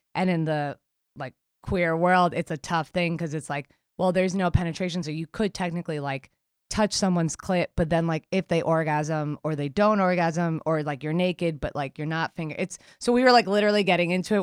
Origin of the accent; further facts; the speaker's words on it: New York City, New York, United States; we grew up in Queens in the nineties